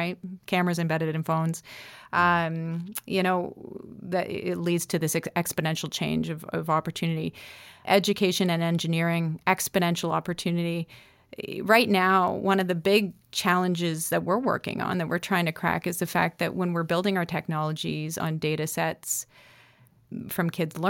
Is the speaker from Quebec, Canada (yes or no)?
no; Nova Scotia, Canada; I'm definitely a Nova Scotian and I love my roots.